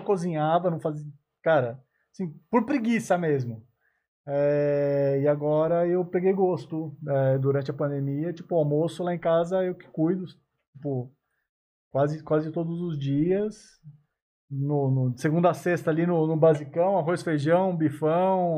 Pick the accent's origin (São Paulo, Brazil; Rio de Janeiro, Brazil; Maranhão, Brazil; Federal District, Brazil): São Paulo, Brazil; Suzano; A minha cidade mesmo, eu sou de Suzano